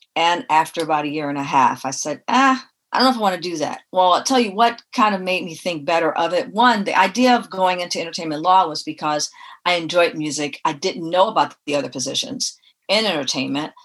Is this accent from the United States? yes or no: yes; Detroit, Michigan, United States; also born or lived in Tennessee; now in Los Angeles, United States; I grew up in Detroit.